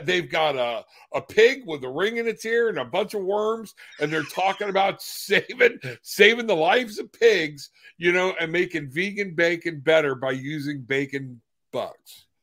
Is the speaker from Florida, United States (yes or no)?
yes; Florida, United States; I'm from Florida